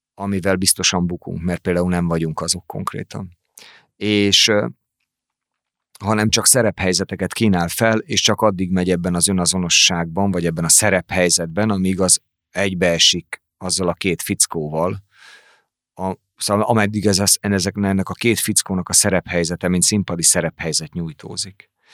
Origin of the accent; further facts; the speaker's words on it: Hungary; moved away as an adult; now in Pécs, Hungary; én meg vidéki vagyok